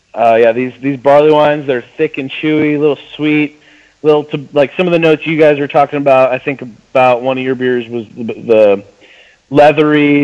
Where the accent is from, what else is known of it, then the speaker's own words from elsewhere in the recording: outside of Chicago, Illinois, United States; also born or lived in Ozarks, Missouri; now in Missouri, United States; I grew up outside of Chicago, and I moved down here